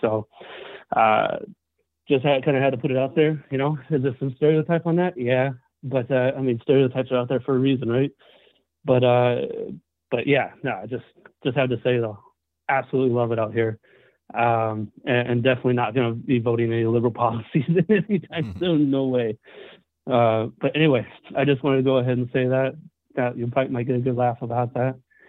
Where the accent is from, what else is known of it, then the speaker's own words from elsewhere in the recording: Los Angeles, California, United States; now in Texas, United States; I was born and raised in the Valley, you know, from L.A., moved out to Texas.